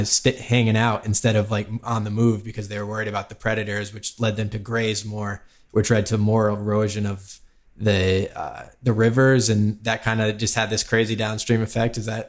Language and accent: English; Woods Hole, Massachusetts, United States; I grew up caddying on Woods Hole in Cape Cod in Massachusetts.